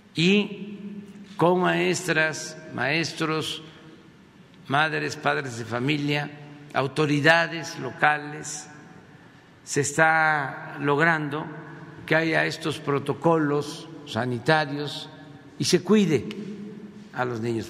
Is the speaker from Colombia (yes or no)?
no; Mexico; a nosotros, a los mexicanos